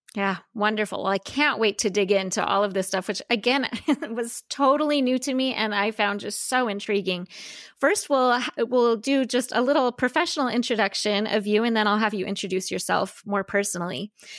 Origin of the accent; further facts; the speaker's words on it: United States; a white woman who was born and raised in the United States